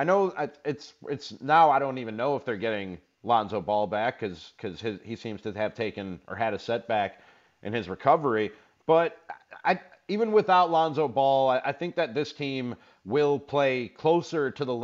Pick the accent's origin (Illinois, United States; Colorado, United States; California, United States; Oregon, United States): Illinois, United States; Chicago; I'm still a Chicagoan through and through.